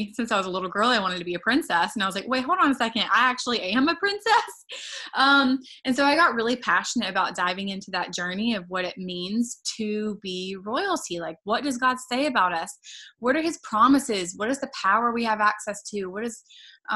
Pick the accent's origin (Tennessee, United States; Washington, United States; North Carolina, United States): North Carolina, United States; moved away as an adult; now in Los Angeles, United States; I'm originally from North Carolina